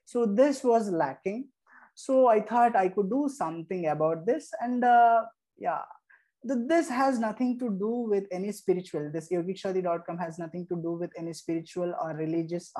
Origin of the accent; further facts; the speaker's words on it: Erode, Tamil Nadu, India; I'm from Erode, Tamil Nadu